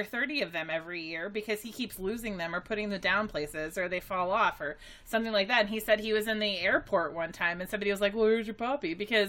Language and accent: English; United States